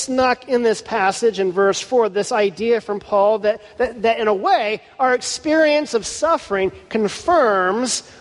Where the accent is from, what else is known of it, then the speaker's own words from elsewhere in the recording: Houston, Texas, United States; Houston, my hometown